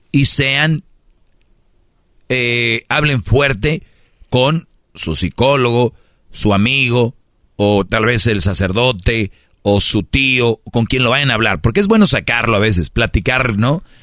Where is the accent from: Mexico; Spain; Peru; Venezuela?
Mexico; Monterrey, Nuevo León; Yo soy regio